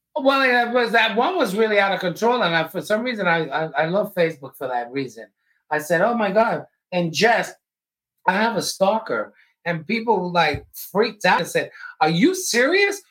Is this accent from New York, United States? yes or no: no; Jersey City, New Jersey, United States; I'm from Jersey City